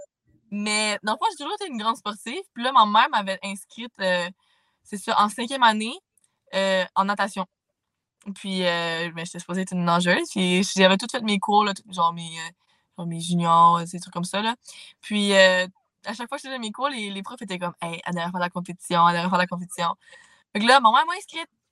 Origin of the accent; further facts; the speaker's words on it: Saint-Jean-sur-Richelieu, Quebec, Canada; moi j'ai toujours habité à Saint-Jean